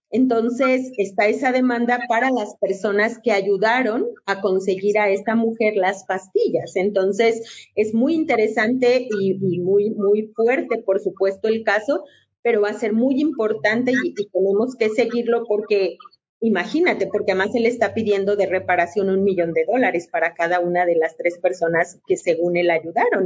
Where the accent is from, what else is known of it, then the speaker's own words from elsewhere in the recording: León, Guanajuato, Mexico; Yo soy guanajuatense, primero voy a ser guanajuatense y siempre a leonesa